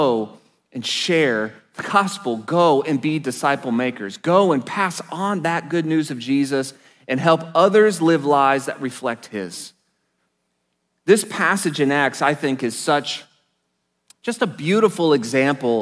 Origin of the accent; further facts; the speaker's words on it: Enid, Oklahoma, United States; I was blessed to attend a Christian high school in my hometown of Enid, Oklahoma